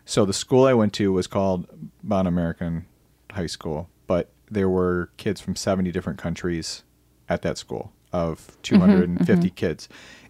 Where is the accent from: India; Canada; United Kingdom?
United Kingdom; Brighton, South East England; I grew up in Brighton all my life. I was born and raised there.